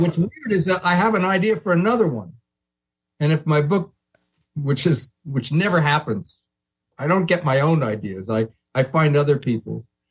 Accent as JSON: {"language": "English", "town": "New York City", "region": "New York", "country": "United States", "tie": "born or raised there", "moved": "yes", "lives_now": "Santa Monica, United States", "said": "I, I'm from New York"}